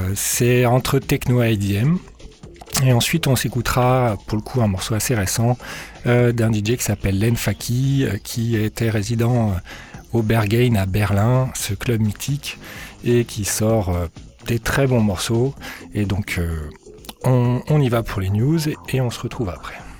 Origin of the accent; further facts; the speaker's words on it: Lyon, Auvergne-Rhône-Alpes, France; moved away as an adult; now in Moncton, Canada; je suis lyonnais, donc euh, originaire de Lyon en France